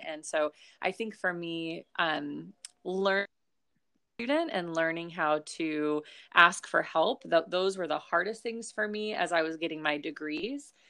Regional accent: Long Beach, California, United States; also born or lived in Notre Dame, Indiana; I grew up here in, like, Long Beach, California, so I grew up in California.

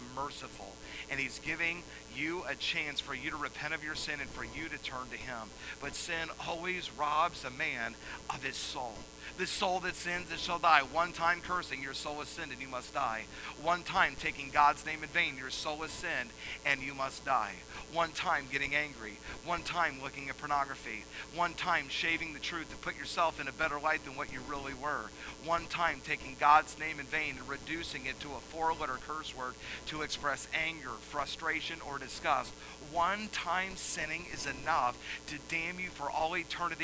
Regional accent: Atlanta, Georgia, United States; I grew up in Atlanta

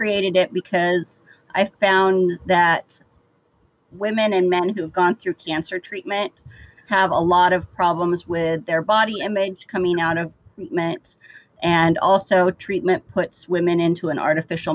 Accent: Idaho, United States; I grew up in Idaho, where it was a very conservative area

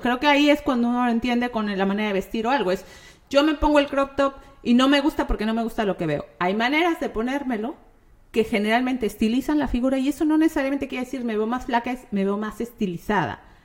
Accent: Mexico; como mexicana

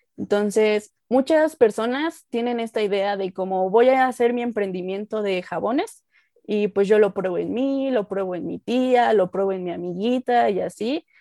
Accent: Mexico; soy mexicana, estoy vivo aquí en la Ciudad de México, en México

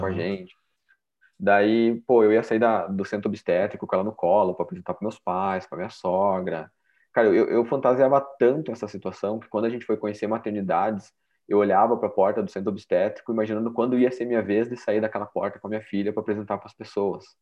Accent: Curitiba, Paraná, Brazil; eu sou de Curitiba, nasci, morei, criado a vida inteira aqui em Curitiba, no Paraná

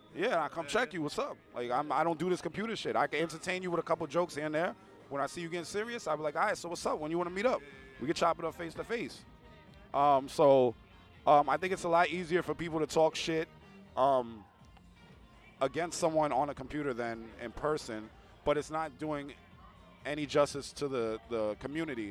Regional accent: New York City, New York, United States; I'm from the Bronx

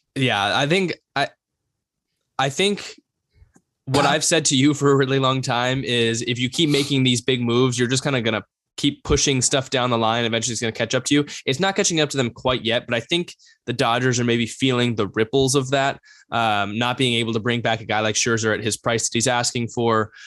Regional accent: Bay Area, California, United States; we're from the Bay Area

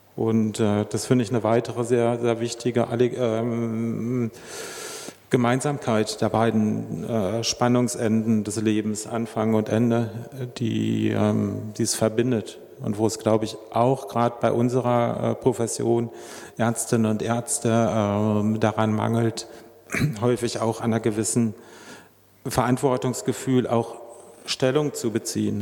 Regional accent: Germany; moved away as an adult; now in Switzerland; ich bin selber, Sie hören es an meinem nicht vorhandenen Mundart. Ich bin äh, Dütscher und erst seit fünf Jahren hier ähm, bei, bei, uns in der Schweiz

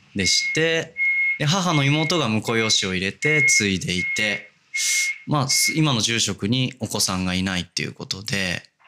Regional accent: Hachioji, Tokyo, Japan; moved away as an adult; now in Kobe, Japan; 東京八王子市まあギリギリ八王子であの、多摩ニュータウンっていう、はいまあ、多摩センターっていう駅があるんですけど、うんうんうん、そこからも徒歩圏内の団地で育ちましたね。

